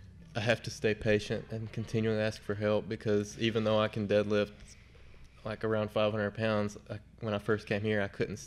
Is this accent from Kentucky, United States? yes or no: yes; Berea, Kentucky, United States; also born or lived in Richmond, Kentucky / Louisville, Kentucky; now in Florence, United States; I'm from Berea, Kentucky.